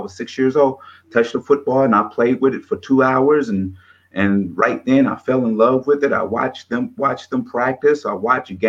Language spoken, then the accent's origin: English; Detroit, Michigan, United States; moved away; I'm originally from Detroit, Michigan.